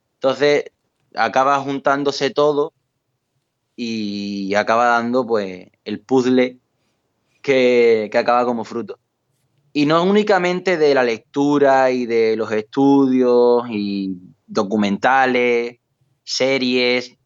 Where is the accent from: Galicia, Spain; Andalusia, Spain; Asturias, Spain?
Andalusia, Spain; Valverde del Camino; born or raised there